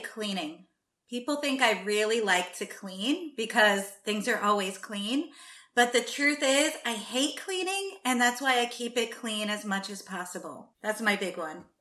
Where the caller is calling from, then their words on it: New Jersey, United States; I am calling in from Jersey